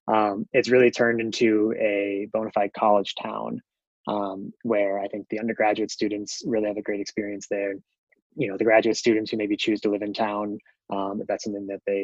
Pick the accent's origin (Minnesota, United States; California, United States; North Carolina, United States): Minnesota, United States; also born or lived in Michigan; now in New Jersey, United States; being from the Midwest and growing up in Minnesota and living in Michigan